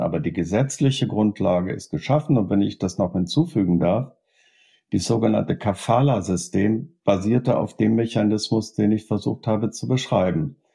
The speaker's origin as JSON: {"language": "German", "country": "Germany", "said": "bei uns in Deutschland"}